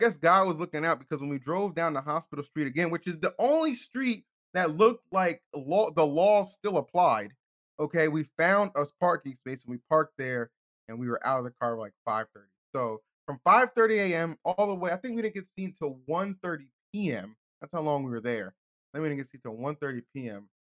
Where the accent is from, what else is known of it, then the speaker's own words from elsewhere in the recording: California, United States; and they're like, "Where y'all from?" And I'm like, "California."